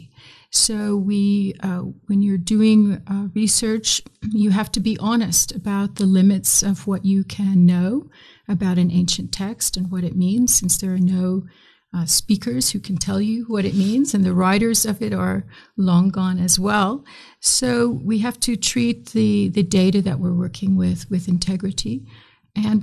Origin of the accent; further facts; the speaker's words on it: Midwest, United States; accent: American; moved away as an adult; also born or lived in South Sudan / Chicago; as you can tell from my accent, I'm an American. And so I grew up in the great Midwest